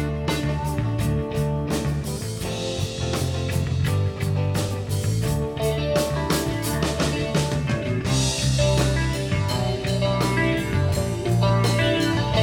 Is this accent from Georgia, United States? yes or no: no; Churchville, Maryland, United States; moved away as an adult; also born or lived in Washington, D.C.; now in Phoenix, United States; I was born in Washington, D.C. and grew up in Churchville.